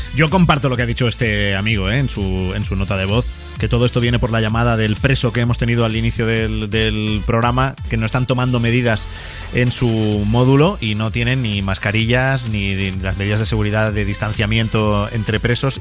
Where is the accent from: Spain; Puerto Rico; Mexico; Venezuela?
Spain; cómo somos los españoles